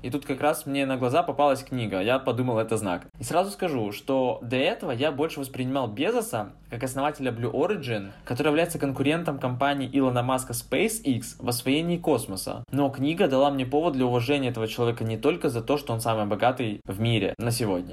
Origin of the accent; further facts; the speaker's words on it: Ukraine; я из Украины